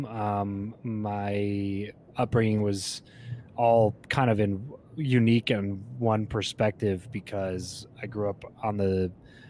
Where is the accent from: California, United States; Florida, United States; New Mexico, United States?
California, United States; Southern; also born or lived in Fresno, California; I grew up in Southern California, moved up to Central California after we graduated from school.